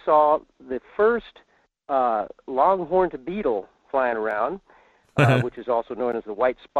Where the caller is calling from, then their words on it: Fairbanks, Alaska, United States; in Fairbanks.